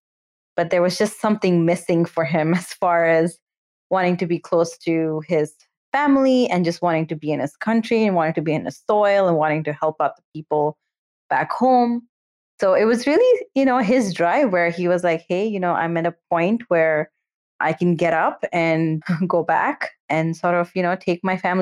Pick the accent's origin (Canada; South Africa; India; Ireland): India; Bangalore, Karnataka; first language Kannada; English is a second language; moved away as an adult; also born or lived in New Jersey, United States; now in United States; I'm from Bangalore. My family actually moved back to India when I was 5. So I essentially grew up in India till I was 18.